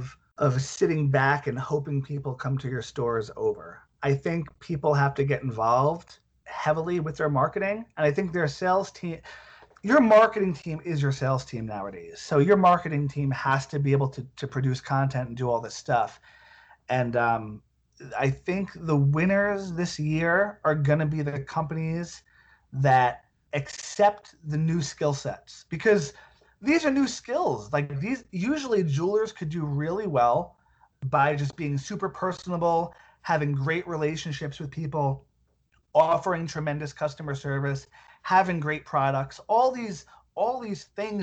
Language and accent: English; Centurion, Gauteng, South Africa; I'm from Centurion.